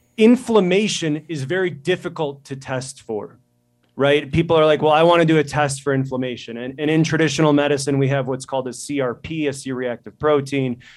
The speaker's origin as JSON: {"language": "English", "region": "Midwest", "country": "United States", "also_born_or_lived": "Chicago", "moved": "as an adult", "lives_now": "Montana, United States", "said": "I'm from the Midwest"}